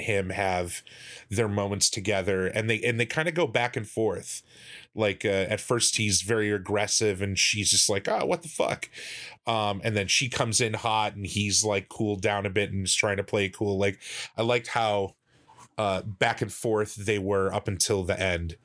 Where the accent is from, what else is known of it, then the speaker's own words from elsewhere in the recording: United States; I'm American